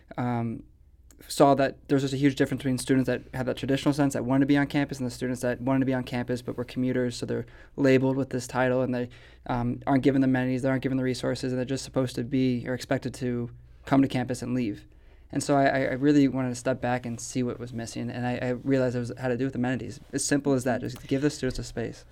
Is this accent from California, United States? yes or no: no; St. Louis, Missouri, United States; I, am a born and raised in St. Louis person